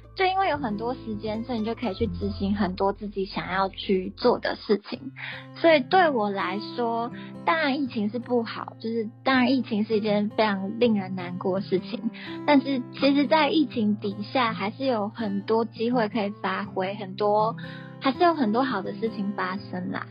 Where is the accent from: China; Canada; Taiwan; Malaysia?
Taiwan; now in Japan; 身为一个在外国的台湾人